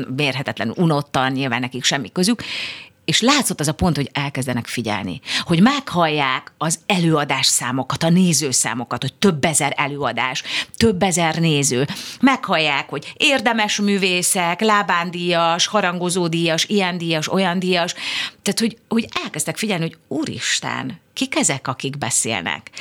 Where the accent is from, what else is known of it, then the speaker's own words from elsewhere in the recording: Budapest, Hungary; imádom Budapestet, mert itt születtem, itt nőttem föl